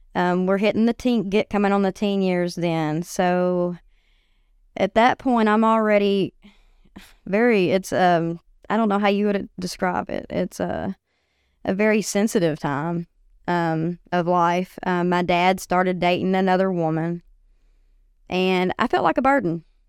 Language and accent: English; White Bluff, Tennessee, United States; I grew up in White Bluff. Um, went to school there